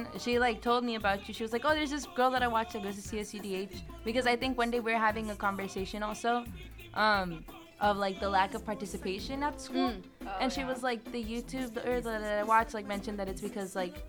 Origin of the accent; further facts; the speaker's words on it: Desert Hot Springs, California, United States; I went to DHS.